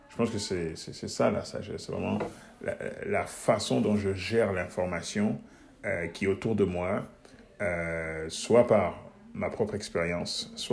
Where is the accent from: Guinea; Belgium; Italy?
Guinea; born there; also born or lived in Switzerland; Donc, je, suis né, je suis né en Guinée, en Afrique. Mais euh, je suis allé très très jeune euh, en Suisse, donc je n'ai pas de souvenirs là de mes premiers